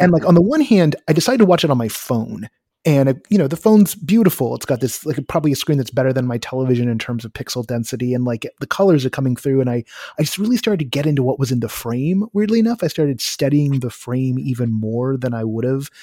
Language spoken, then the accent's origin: English; California, United States; as a Californian